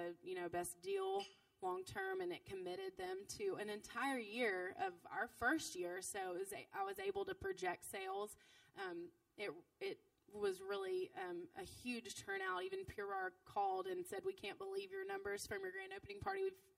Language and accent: English; Jackson, United States; also born or lived in Nashville; opening here in Jackson for sure as my hometown with roots and friends